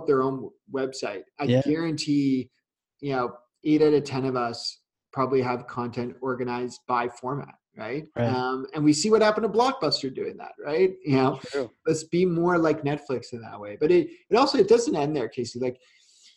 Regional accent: Canada; I'm Canadian

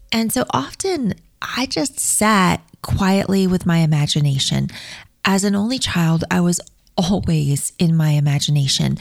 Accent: Mobile, Alabama, United States; I was born in Mobile, Alabama, and I was placed with my forever family through the Catholic Social Services

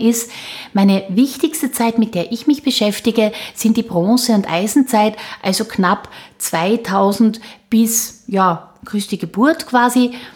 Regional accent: Austria; bei uns in Österreich

